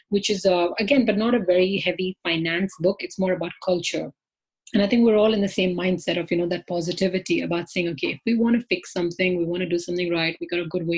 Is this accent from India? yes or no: yes; India; now in London, United Kingdom; I am myself from India